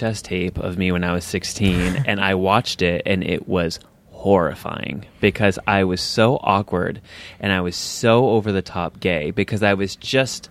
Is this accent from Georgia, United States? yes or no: no; upstate New York, United States; Way upstate New York.